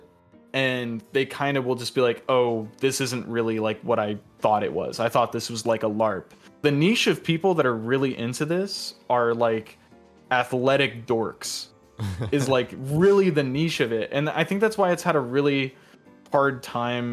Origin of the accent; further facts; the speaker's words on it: Iowa, United States; now in Connecticut, United States; I grew up in the Midwest. I grew up in Iowa for a long time.